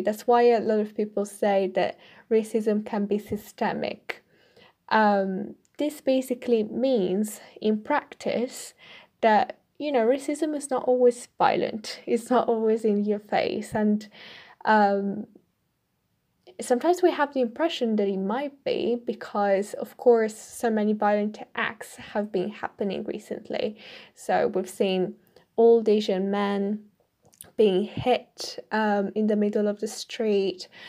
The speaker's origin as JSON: {"language": "English", "country": "Italy", "second_language": "English", "moved": "as an adult", "lives_now": "United Kingdom", "said": "me as an Italian in the U K"}